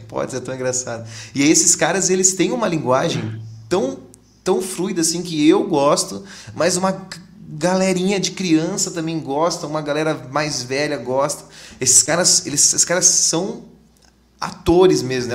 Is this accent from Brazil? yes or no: yes; Londrina, Paraná, Brazil; a gente é de Londrina aqui